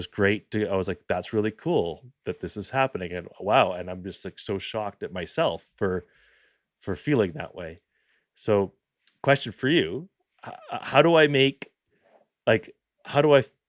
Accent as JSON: {"language": "English", "town": "Vancouver", "region": "British Columbia", "country": "Canada", "tie": "born or raised there", "said": "I grew up in Vancouver"}